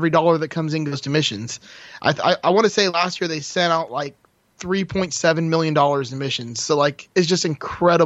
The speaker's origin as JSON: {"language": "English", "town": "Miami", "region": "Florida", "country": "United States", "said": "I'm from Miami originally, so I'm still live in Florida. I'm just in more northern part of Florida now."}